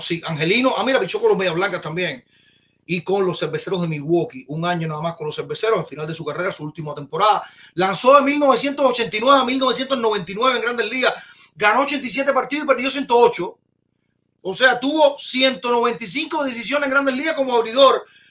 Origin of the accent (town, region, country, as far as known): Cuba